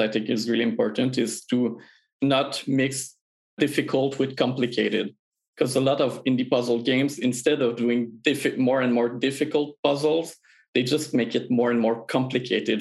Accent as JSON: {"language": "English", "region": "Quebec", "country": "Canada", "said": "we're all from Quebec in Canada"}